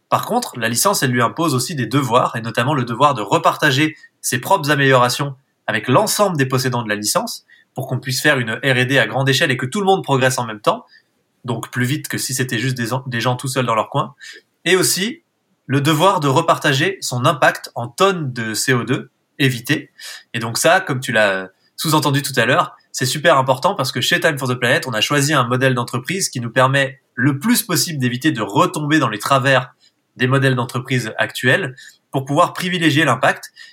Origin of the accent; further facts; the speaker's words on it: Haut-Bugey, Ain, Auvergne-Rhône-Alpes, France; j'ai grandi euh, dans le Jura, enfin dans le Haut-Buget pour être tout à fait exact. C'est le massif du Jura, mais c'est dans l'Ain